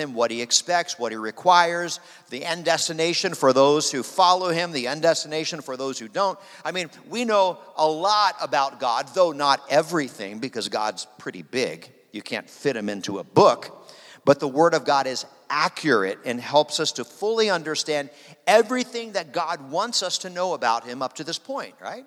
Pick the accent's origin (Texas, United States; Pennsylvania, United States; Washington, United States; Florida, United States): Pennsylvania, United States; Harrisburg; moved away as an adult; now in Wichita, United States; I was born and raised in Harrisburg, Pennsylvania